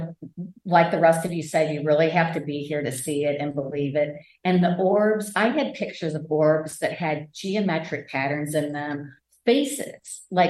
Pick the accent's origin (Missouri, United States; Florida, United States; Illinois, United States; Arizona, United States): Missouri, United States; St. Louis; I'm from St. Louis, Missouri.